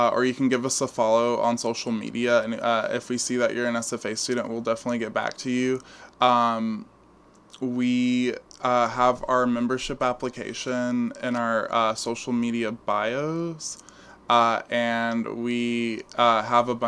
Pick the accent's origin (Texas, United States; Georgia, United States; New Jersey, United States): Texas, United States; Port Neches; moved away as an adult; now in East Texas, United States; I'm from Southeast Texas, kind of. I'm from a place called Port Neches. It's in the greater Beaumont area.